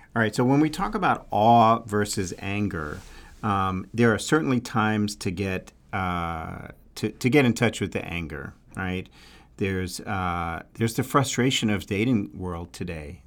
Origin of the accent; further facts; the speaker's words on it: New York, United States; accent: New York; my New York accent